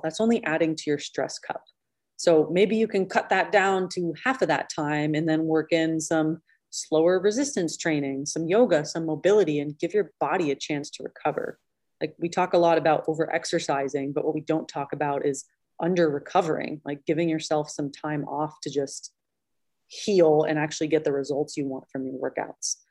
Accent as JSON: {"language": "English", "region": "Pennsylvania", "country": "United States", "tie": "born or raised there", "also_born_or_lived": "upstate New York", "moved": "as an adult", "said": "I grew up in Pennsylvania and then lived in New York"}